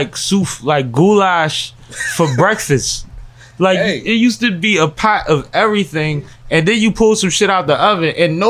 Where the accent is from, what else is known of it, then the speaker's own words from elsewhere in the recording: Atlanta, Georgia, United States; born there; I was born in Atlanta.